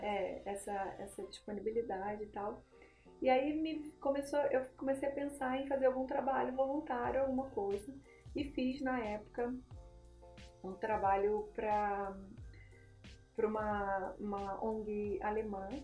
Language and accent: Portuguese; Nova Friburgo, Rio de Janeiro, Brazil; moved away as an adult; now in São Paulo, Brazil; eu sou de Nova Friburgo, do interior do Rio, e, e, aí eu me casei, vim morar aqui em São Paulo